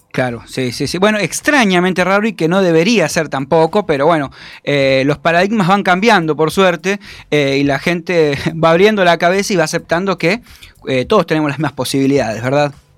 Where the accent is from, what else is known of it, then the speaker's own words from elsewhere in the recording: Entre Ríos, Argentina; yo también soy de allá de Entre Ríos